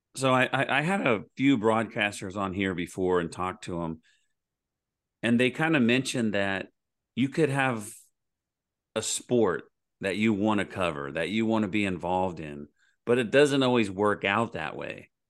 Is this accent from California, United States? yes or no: no; Oklahoma, United States; I'm from Oklahoma